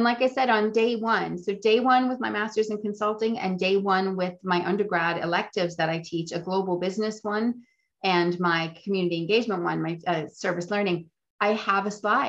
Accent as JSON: {"language": "English", "town": "Boston", "region": "Massachusetts", "country": "United States", "said": "I'm originally from Boston. Here's a picture of Boston."}